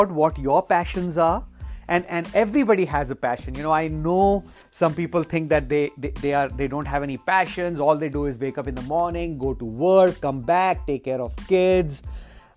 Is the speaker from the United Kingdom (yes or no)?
no; India; now in United States; I come from India. That's where I grew up